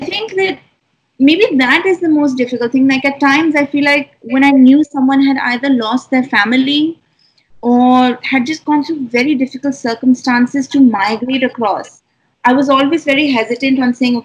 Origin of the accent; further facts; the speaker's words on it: New Delhi, Delhi, India; having been born and raised in Delhi, like, I'm a city person.